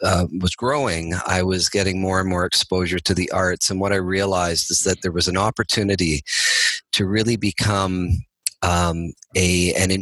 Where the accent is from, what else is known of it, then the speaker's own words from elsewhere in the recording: Toronto, Ontario, Canada; now in Burlington, Canada; I grew up in Toronto, and I still live in Toronto today. I live outside of Toronto actually now, but in Burlington.